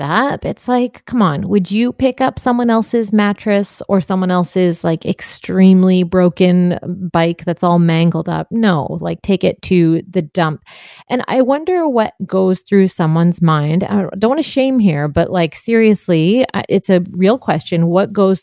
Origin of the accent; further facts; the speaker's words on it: Surrey, British Columbia, Canada; I grew up in Surrey